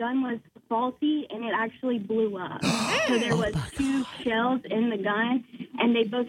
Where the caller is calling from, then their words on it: Moncks Corner, South Carolina, United States; Monk's Corner.